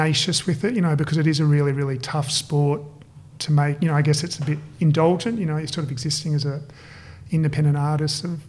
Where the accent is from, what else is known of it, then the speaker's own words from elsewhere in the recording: Perth, Western Australia, Australia; moved away as an adult; now in Sydney, Australia; I grew up in Perth and I moved to Sydney to study industrial design.